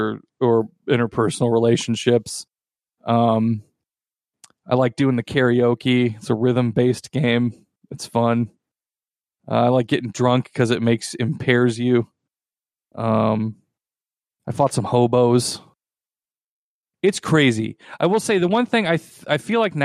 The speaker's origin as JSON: {"language": "English", "country": "United States", "said": "I am an American white man"}